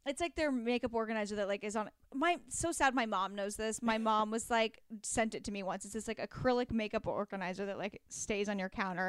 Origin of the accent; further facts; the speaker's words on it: Pacific Northwest, United States; I'm from the Pacific Northwest